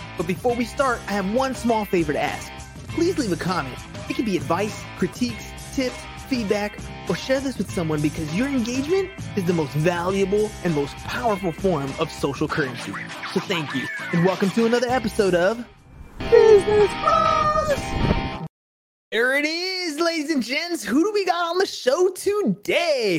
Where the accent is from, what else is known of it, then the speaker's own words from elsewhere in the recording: San Diego, California, United States; I'm from San Diego